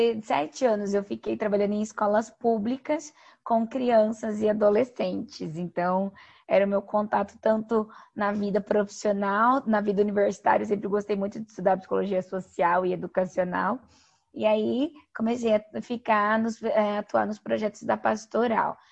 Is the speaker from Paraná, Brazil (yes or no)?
yes; Toledo, Paraná, Brazil; sou paranaense, sou natural de Toledo, é, no, no oeste do Paraná